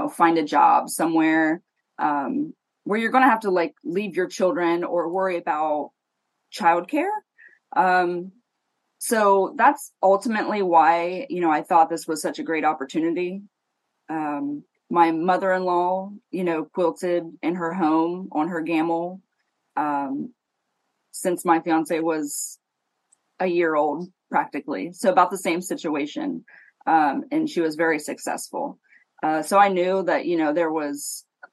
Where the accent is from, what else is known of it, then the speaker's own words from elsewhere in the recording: Ohio, United States; I am from Ohio